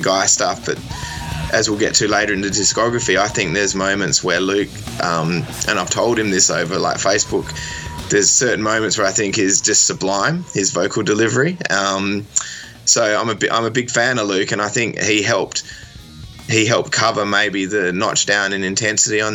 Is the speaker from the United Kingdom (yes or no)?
no; Australia; also born or lived in Perth, Western Australia; as an Australian